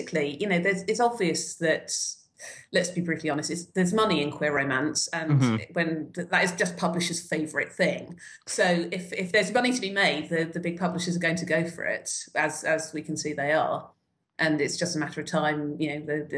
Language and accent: English; United Kingdom; I'm coming at this as a Brit